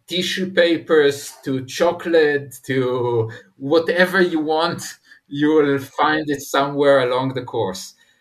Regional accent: Israel; I'm coming from Israel

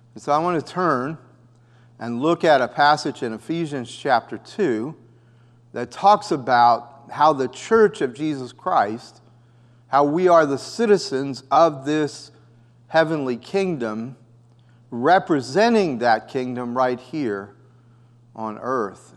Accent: United States; also born or lived in Costa Rica; I was a U S citizen

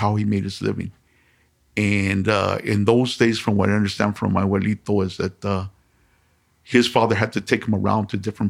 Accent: Los Angeles, California, United States; also born or lived in Monterey Park, California; I was born in 1953 in Boyle Heights

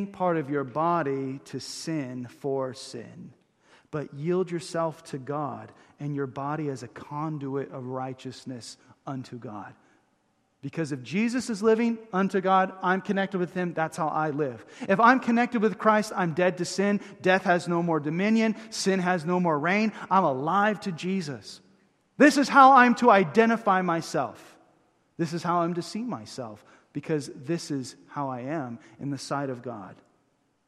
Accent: Huntington Beach, California, United States; I grew up in Huntington Beach, went to high school at Ocean View High

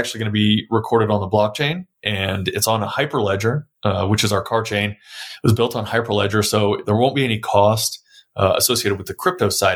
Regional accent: San Antonio, Texas, United States; I was born and raised in San Antonio.

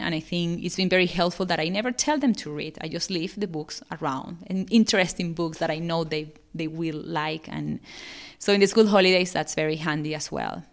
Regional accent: Venezuela; now in Australia; I'm living in Australia, but I'm originally from South America, from Venezuela.

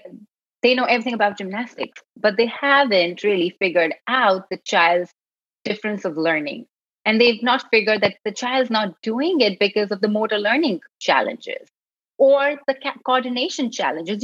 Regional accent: Mumbai, Maharashtra, India; moved away as an adult; also born or lived in Karnataka, India; now in San Francisco, United States; I was born and I grew up in Bombay, India

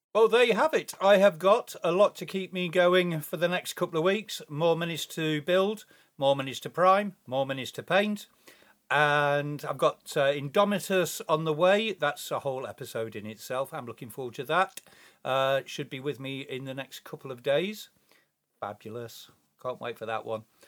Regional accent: England, United Kingdom; I am English

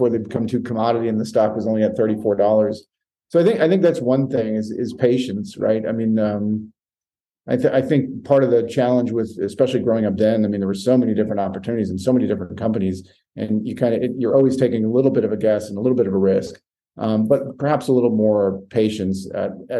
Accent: Maine, United States; moved away; I grew up in Maine

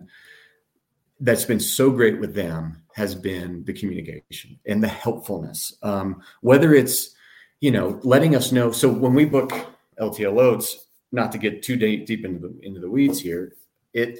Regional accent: Tennessee, United States; now in Colorado, United States; growing up in Tennessee

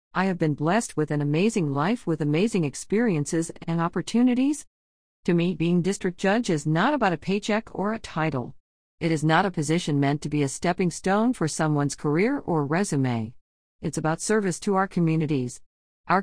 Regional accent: Stockdale, Texas, United States; I was raised in Stockdale. After graduating from Baylor Law School in 1999, I returned home to serve my community.

